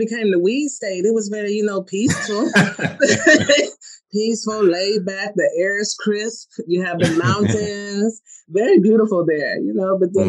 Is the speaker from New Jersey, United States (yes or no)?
no; Colorado, United States; also born or lived in Germany / Michigan; I was born in Germany, raised in Colorado, and then moved to Michigan.